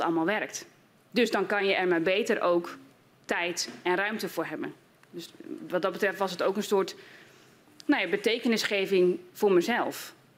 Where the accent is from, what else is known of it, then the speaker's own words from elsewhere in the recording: Groningen, Netherlands; als Groningse en als geestelijk verzorger